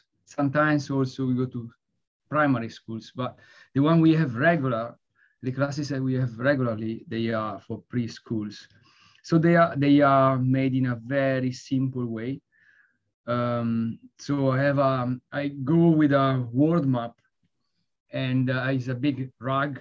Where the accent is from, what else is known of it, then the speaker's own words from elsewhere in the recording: Italy; now in London, United Kingdom; I live in London, but I'm from Italy